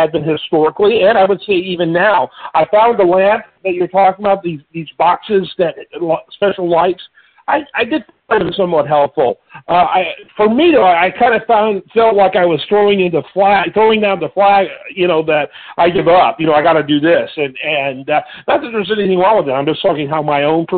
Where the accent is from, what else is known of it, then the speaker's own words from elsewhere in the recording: Midwest, United States; now in Houston, United States; my upbringing growing up in the Midwest